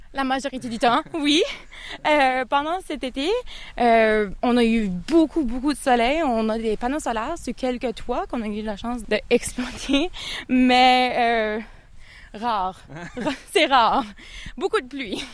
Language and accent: French; Canada; moved away as an adult; now in United Kingdom; je suis originaire euh, du Canada